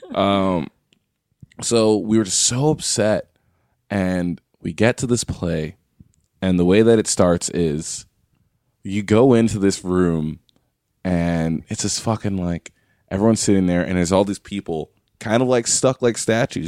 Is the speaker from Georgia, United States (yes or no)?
no; New York, United States; moved away; also born or lived in McAllen, Texas; I'm from New York. I went to school in McAllen, Texas